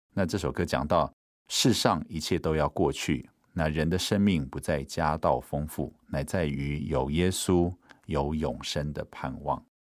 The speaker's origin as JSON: {"language": "Chinese", "country": "Taiwan", "tie": "born or raised there", "said": "我们在原住民的部落长大"}